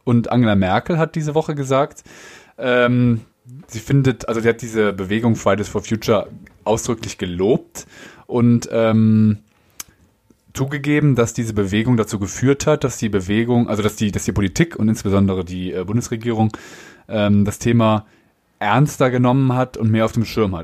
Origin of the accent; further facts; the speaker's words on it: Germany; Als Deutscher